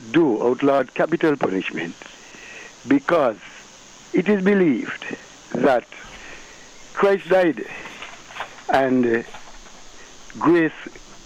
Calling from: St. Kitts & Nevis; I'm calling from St. Kitt.

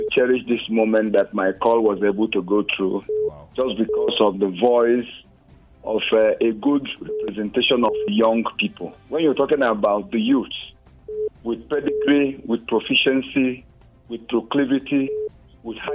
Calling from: Jos, Plateau, Nigeria; I'm calling you from Jos.

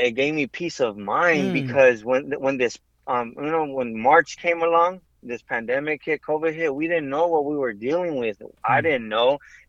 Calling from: Bellflower, California, United States; I'm coming from Bellflower, California.

